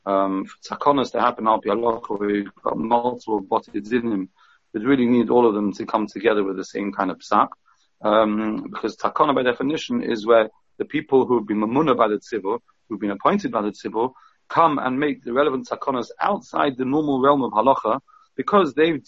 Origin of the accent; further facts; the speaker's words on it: England, United Kingdom; we're all English, we want to do the right thing.